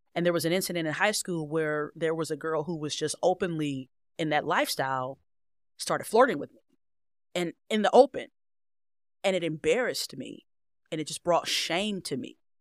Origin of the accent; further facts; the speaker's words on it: Cleveland Heights, Ohio, United States; I originally grew up in Cleveland Heights